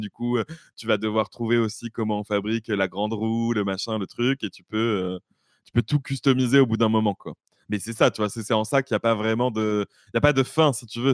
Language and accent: French; Bordeaux, Nouvelle-Aquitaine, France; je suis de Bordeaux